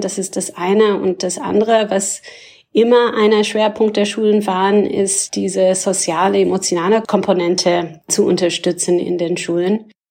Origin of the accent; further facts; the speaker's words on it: Canada; German is a second language; moved away as an adult; also born or lived in Ontario; now in Berlin, Germany; Ich komme allerdings ursprünglich aus Kanada